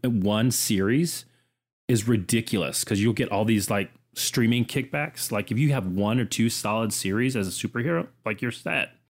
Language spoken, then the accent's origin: English; Orlando, Florida, United States; now in Georgia, United States; I grew up in Orlando, Florida, literally ten minutes from Disney